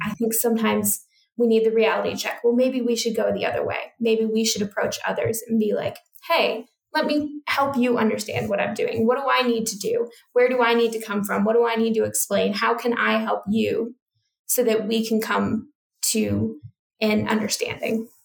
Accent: United States; moved away as an adult; also born or lived in United Kingdom; now in Australia; I'm from United States, which has a fairly similar culture, it's still radically different

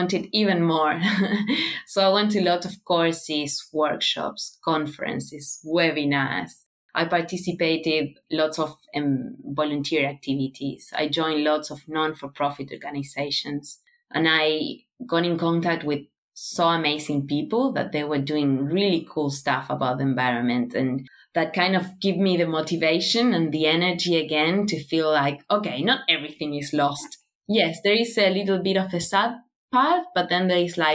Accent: Buenos Aires, Argentina; moved away as an adult; now in Australia; I was born in Buenos Aires. So it's a city with, I don't know, around 13 million people

